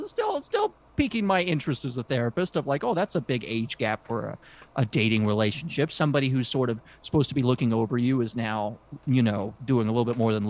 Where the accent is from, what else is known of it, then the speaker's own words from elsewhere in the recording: United Kingdom; I mean, look, I come from British culture, so we don't even talk about kissing. That's pornographic in British culture.